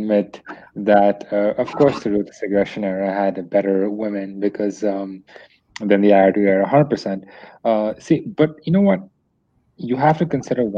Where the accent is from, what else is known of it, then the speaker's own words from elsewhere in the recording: India; typical Indian guy